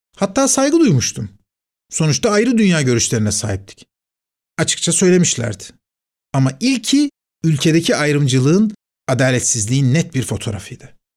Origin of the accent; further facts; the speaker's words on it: Istanbul, Turkey; Fatih Camii, çocukluğumun, gençliğimin adeta ana yurduydu